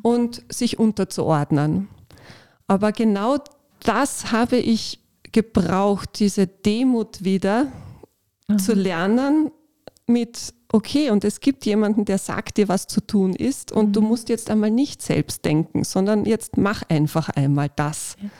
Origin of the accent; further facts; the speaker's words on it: Upper Austria, Austria; moved away as an adult; also born or lived in Carinthia; ich bin eigentlich aus Oberösterreich und habe in Kärnten studiert